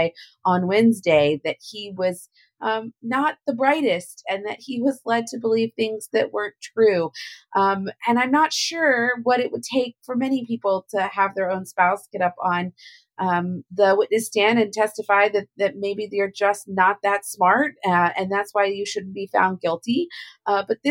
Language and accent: English; Louisiana, United States; In my home state of Louisiana